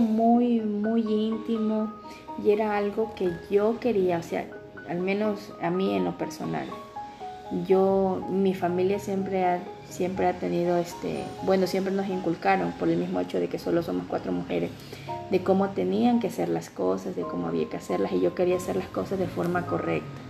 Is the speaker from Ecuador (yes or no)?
yes; Ecuador; aquí en mi país